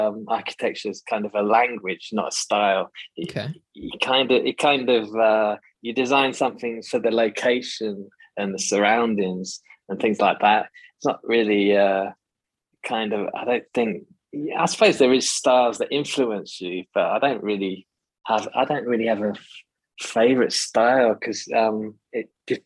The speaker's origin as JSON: {"language": "English", "country": "United Kingdom", "moved": "as an adult", "lives_now": "Tanzania", "said": "I'm British"}